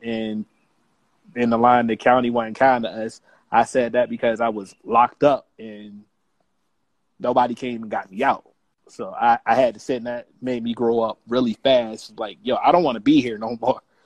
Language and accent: English; United States; also born or lived in Columbia, South Carolina / Fayetteville, North Carolina; now in Atlanta, United States; I'm actually from Carolina. I lived in uh, Columbia and Fayetteville